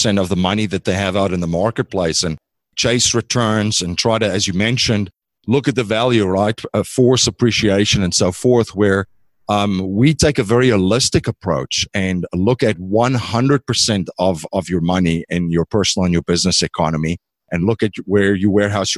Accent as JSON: {"language": "English", "country": "South Africa", "moved": "as an adult", "lives_now": "United States", "said": "I'm originally from South Africa"}